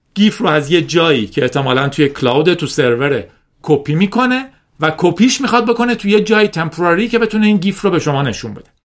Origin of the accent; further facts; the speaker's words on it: Iran; به عنوان یک ایرانی